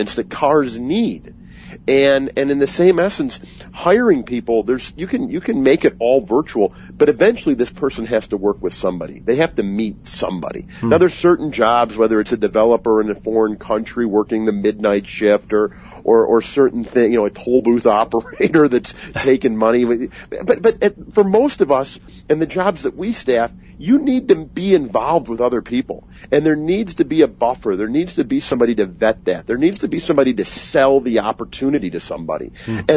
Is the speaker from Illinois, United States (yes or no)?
yes; Chicago, Illinois, United States; also born or lived in Colorado; I moved back to my home state of Illinois and city of Chicago.